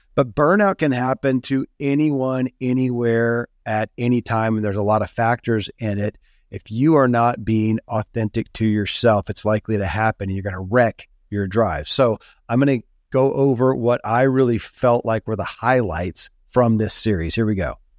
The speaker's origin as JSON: {"language": "English", "region": "Kentucky", "country": "United States", "tie": "born or raised there"}